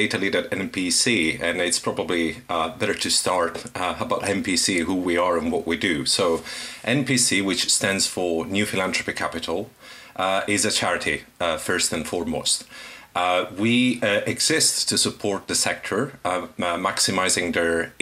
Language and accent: English; Sicily, Italy; moved away as an adult; now in London, United Kingdom; I'm originally from Italy, Sicily, I came here to study forensic psychology